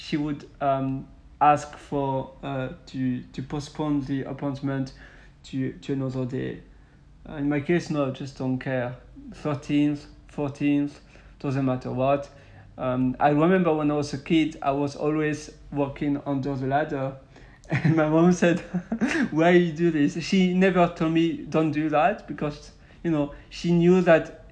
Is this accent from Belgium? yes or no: yes; Belgium; I'm from Western Europe, so I'm from Belgium